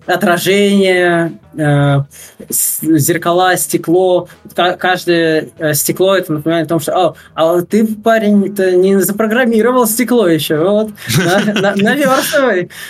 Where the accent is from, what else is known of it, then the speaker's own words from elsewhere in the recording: Russia; now in Netherlands; я из России